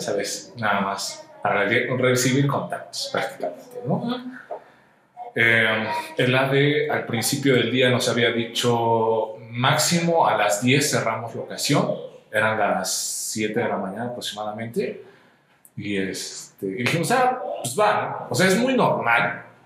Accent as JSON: {"language": "Spanish", "town": "Toluca", "region": "State of Mexico", "country": "Mexico", "said": "Soy productor audiovisual de la ciudad toluqueña, ciudad natal del chorizo, Toluca"}